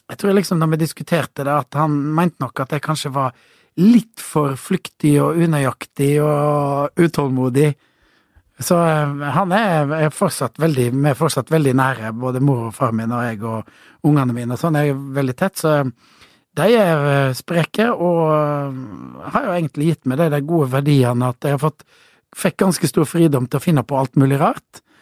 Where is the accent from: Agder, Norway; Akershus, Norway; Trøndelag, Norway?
Agder, Norway; Kristiansand; born there; og så eh, ble jeg født i Kristiansand.